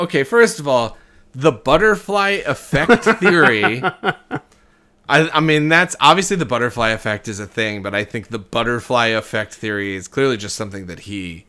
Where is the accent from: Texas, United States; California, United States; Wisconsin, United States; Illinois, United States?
Wisconsin, United States; Milwaukee; My hometown.